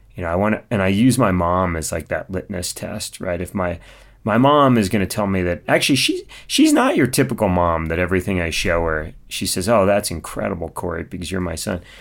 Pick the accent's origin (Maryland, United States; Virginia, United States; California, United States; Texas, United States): California, United States; Mojave Desert of; I grew up in the Mojave Desert of California, so kind of out near Edwards Air Force Base.